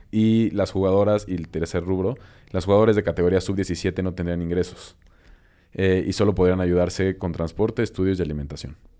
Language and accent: Spanish; Mexico